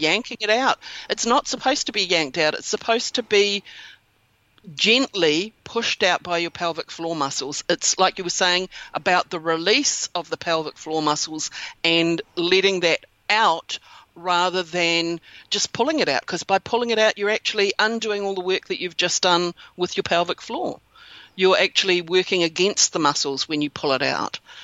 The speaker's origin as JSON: {"language": "English", "country": "New Zealand", "said": "that's where I'm from is from New Zealand"}